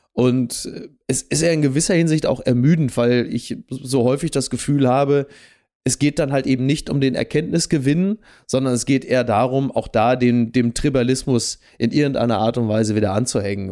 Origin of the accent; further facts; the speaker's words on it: Ruhr area, North Rhine-Westphalia, Germany; bei uns im Ruhrgebiet